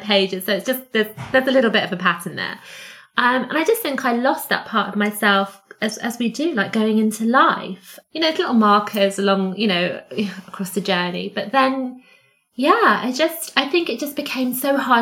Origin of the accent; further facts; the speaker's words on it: Cyprus; moved away; I grew up in Cyprus